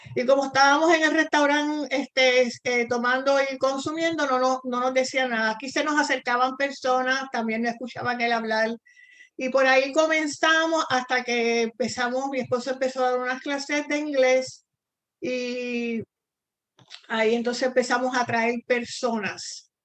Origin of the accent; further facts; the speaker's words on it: San Juan, Puerto Rico; moved away as an adult; also born or lived in Argentina; yo soy puertorriqueña, igual que tú. Eh, nací en San Juan, Puerto Rico